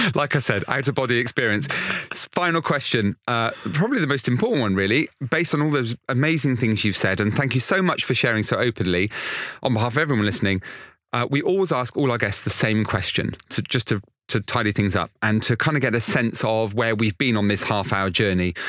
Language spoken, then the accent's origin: English; Weston-super-Mare, South West England, United Kingdom; I come from Western Supermare.